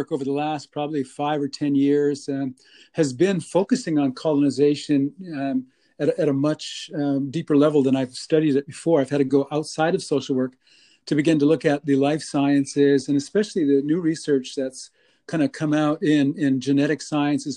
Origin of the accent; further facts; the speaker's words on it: White Shield, North Dakota, United States; moved away as an adult; now in Winnipeg, Canada; I am actually from the States. I'm a member of the three affiliated tribes, the Mandan, Hidatsa, and the Arikara. I am from a little place called White Shield